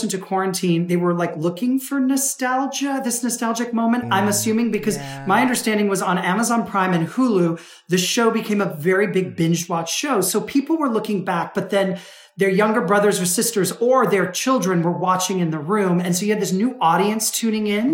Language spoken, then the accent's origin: English; United States; I was born in the States